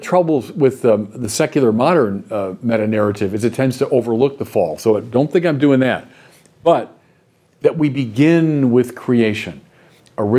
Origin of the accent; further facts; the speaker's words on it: United States; also born or lived in Paris, France / Chicago; As Americans